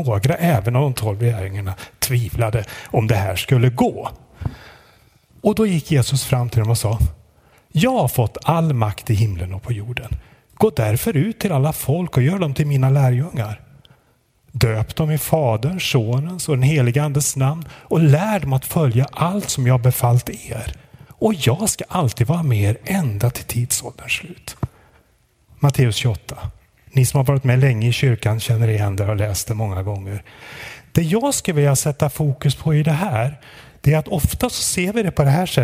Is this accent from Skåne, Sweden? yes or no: no; Sundsvall, Västernorrland County, Sweden; vi har sprungit på varandra på lite olika sätt i Sundsvall där jag kommer ifrån och fick frågan om jag ville komma hit till er idag.